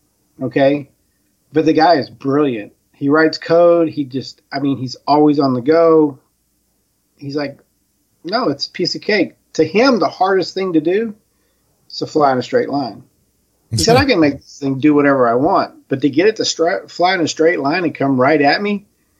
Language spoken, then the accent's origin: English; Spring, Texas, United States; also born or lived in Phoenix; so I'm from Texas, Houston. Spring, to be more exact. And I haven't been here my whole life. I got here in 79. My parents are from here, but I came from Phoenix.